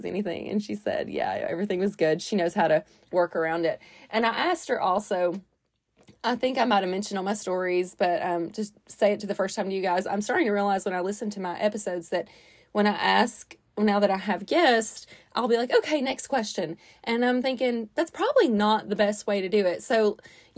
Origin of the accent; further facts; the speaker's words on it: Chattanooga, Tennessee, United States; also born or lived in Nashville; I'm from Chattanooga, even though I lived in Nashville